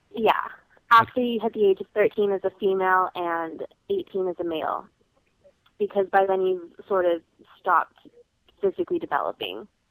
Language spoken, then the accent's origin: English; United States; there was definitely pride in the fact that we were American